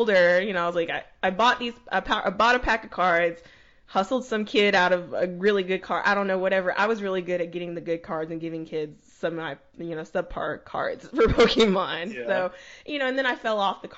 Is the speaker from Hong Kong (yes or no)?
no; the South, United States; growing up in the South